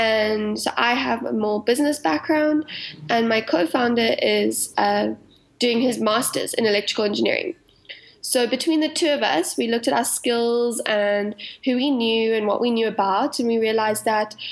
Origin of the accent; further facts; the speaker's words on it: South Africa; accent: South African; So you can probably hear from my accent, I'm South African